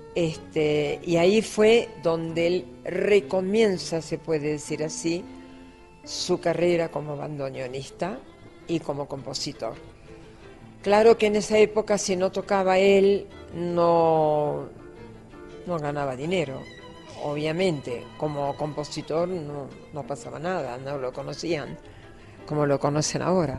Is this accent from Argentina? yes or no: yes; Buenos Aires, Argentina; Yo soy muy capitalina, yo no soy del interior, yo soy de la ciudad de Buenos Aires. A mucha honra soy porteña porque nací cerca del puerto.